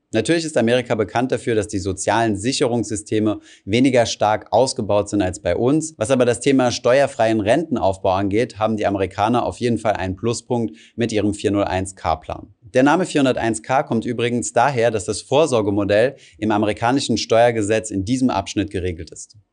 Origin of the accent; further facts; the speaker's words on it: Germany; bei uns in Deutschland